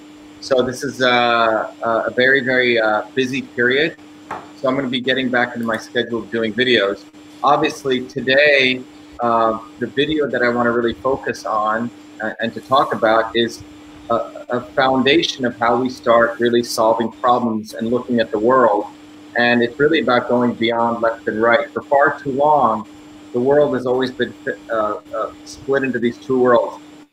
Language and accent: English; New Jersey, United States; from New Jersey.